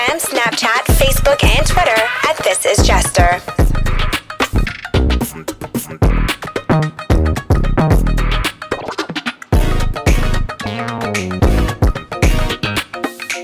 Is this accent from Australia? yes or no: no; Toronto, Ontario, Canada; I'm from Toronto